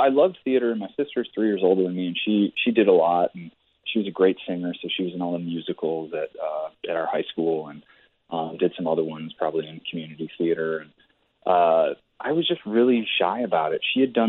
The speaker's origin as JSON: {"language": "English", "town": "Joliet", "region": "Illinois", "country": "United States", "tie": "born or raised there", "also_born_or_lived": "Chicago", "moved": "as an adult", "lives_now": "Los Angeles, United States", "said": "My mom is French, and I grew up half French in Joliet."}